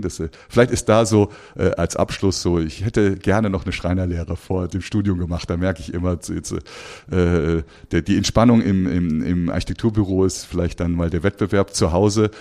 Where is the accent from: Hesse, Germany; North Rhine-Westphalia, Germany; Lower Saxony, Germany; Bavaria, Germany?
North Rhine-Westphalia, Germany; Cologne; moved away as an adult; also born or lived in Aachen / London; now in Frankfurt, Germany; in Köln, in meiner Heimatstadt